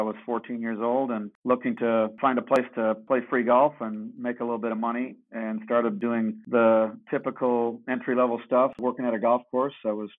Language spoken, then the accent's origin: English; Canada; So being Canadian, curling is not a weird thing that happens for a couple of weeks every 4 years.